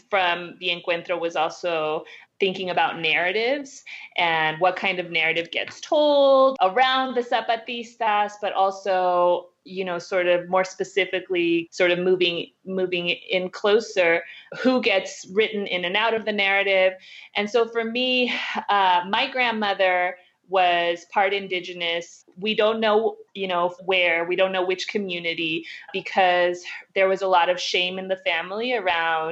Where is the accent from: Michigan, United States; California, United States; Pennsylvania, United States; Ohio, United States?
California, United States; Southern; born or raised there; also born or lived in Oakland, California / Waipahu, Hawaii